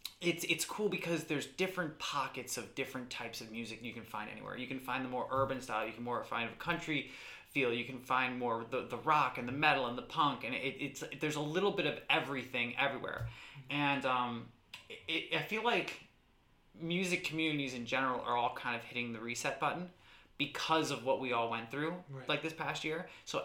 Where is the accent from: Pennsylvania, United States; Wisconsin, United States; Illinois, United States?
Pennsylvania, United States; Stroudsburg; also born or lived in New Jersey; now in Richmond, United States; So I was always in Stroudsburg, always like in the Valley, always in the Poconos. So this is home to me.